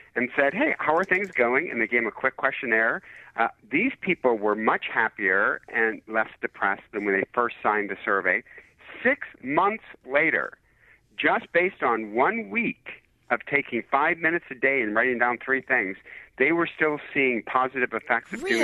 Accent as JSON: {"language": "English", "town": "Detroit", "region": "Michigan", "country": "United States", "said": "I'm from Detroit"}